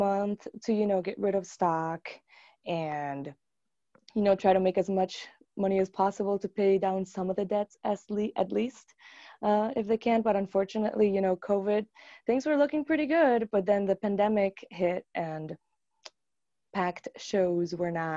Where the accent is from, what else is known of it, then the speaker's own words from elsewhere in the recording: Aibonito, Puerto Rico; moved away as an adult; also born or lived in Arecibo, Puerto Rico; now in United States; I grew up in Puerto Rico